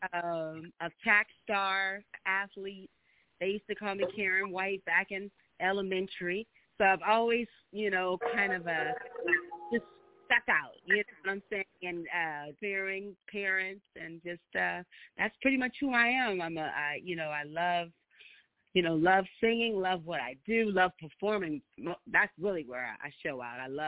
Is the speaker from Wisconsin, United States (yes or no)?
no; Los Angeles, California, United States; I'm from Los Angeles